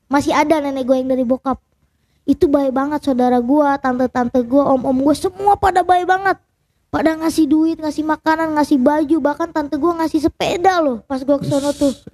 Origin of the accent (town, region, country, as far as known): Tasikmalaya, West Java, Indonesia; born or raised there